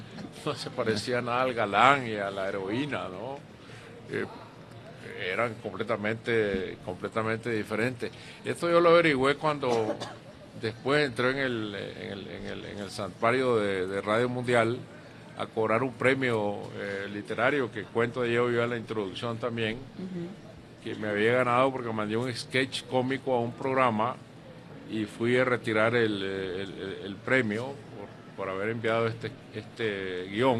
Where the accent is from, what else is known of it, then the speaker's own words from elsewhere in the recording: Masatepe, Masaya, Nicaragua; cuando yo viví en mi pueblo, Mazatepe, que era un pueblo pequeño